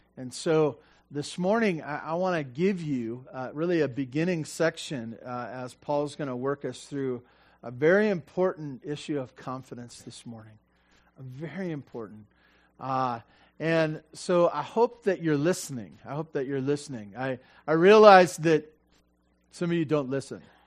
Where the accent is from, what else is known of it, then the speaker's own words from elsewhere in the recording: Santa Barbara, California, United States; now in Tehachapi, United States; I grew up in Santa Barbara